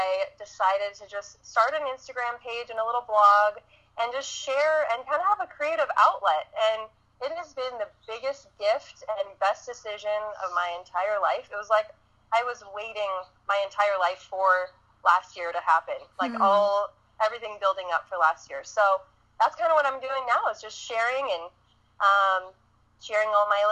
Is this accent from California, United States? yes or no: yes; California, United States; I grew up in California